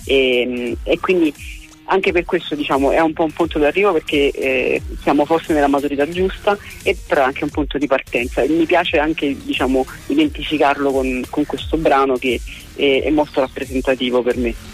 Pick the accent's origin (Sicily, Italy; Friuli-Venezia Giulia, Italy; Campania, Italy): Campania, Italy; Naples; io sono, sono di Napoli anche se scrivo in italiano